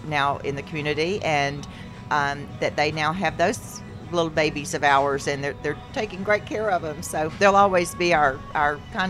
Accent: Panama City, Florida, United States; moved away as an adult; also born or lived in Dallas; I was born and raised in Panama City. This was my skipping school days in the 70s.

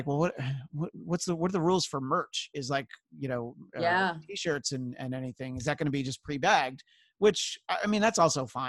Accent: Northeast, United States; Growing up in the Northeast, it's like I knew that I was a good driver when it was snowing

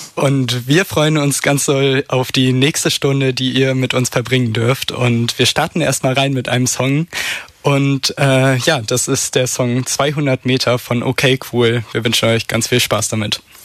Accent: Oldenburg, Lower Saxony, Germany; moved away as an adult; now in Lüneburg, Germany; Oldenburg, meine liebe Heimatstadt, äh, da wohnen 168.210 Menschen genau genommen. Und ja, da bin ich aufgewachsen am Stadtrand

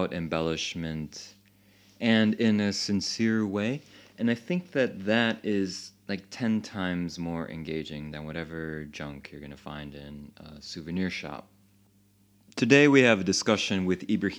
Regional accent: Chicago, Illinois, United States; now in Paris, France; originally I'm from Chicago

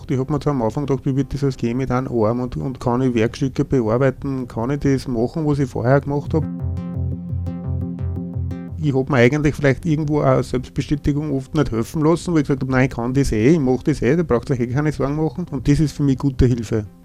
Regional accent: St. Veit an der Gölsen, Lower Austria, Austria; Ich komme aus dem Bezirk Lilienfeld, genauer gesagt aus St. Veit an der Gölsen. Bin 49 Jahre alt, bin verheiratet, habe drei Kinder

